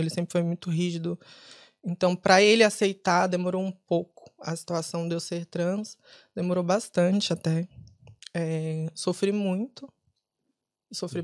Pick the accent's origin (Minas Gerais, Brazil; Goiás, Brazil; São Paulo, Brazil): São Paulo, Brazil; also born or lived in Ceará, Brazil; now in Dublin, Ireland; Eu sou de São Paulo mas nasci no Ceará. Uhum. Fui para São Paulo com três anos de idade